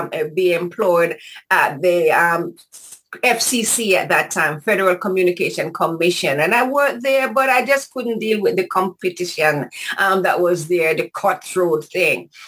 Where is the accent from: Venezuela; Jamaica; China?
Jamaica; Kingston; moved away as an adult; now in United States; I'm from Kingston, Jamaica. And I went to Shorewood Teachers College